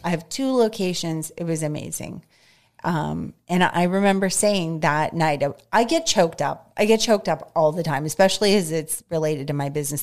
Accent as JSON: {"language": "English", "area": "North Hills", "region": "Pennsylvania", "country": "United States", "tie": "born or raised there", "moved": "as an adult", "lives_now": "Greensburg, United States", "said": "I grew up in North Hills."}